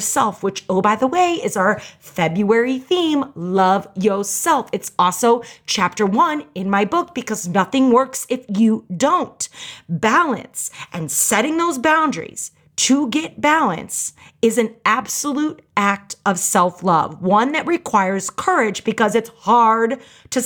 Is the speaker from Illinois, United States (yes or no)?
no; St. Louis, Missouri, United States; I grew up in St. Louis, Missouri